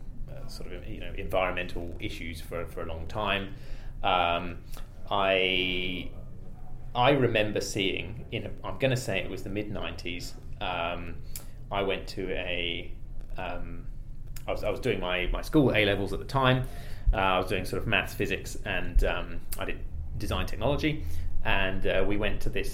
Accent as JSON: {"language": "English", "country": "United Kingdom", "moved": "as an adult", "lives_now": "New Zealand", "said": "as you can probably tell from my accent, I'm British originally, and moved over here in about 2005"}